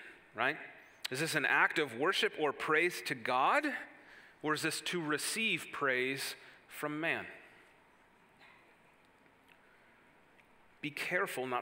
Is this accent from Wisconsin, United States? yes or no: yes; Wisconsin, United States; moved away as an adult; now in Indiana, United States; where I grew up in Wisconsin